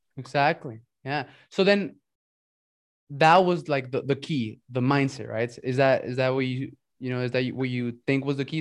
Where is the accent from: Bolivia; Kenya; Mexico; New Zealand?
Mexico; also born or lived in United States; So I'm from Mexico and right. I lived in Mexico but went to school in the US.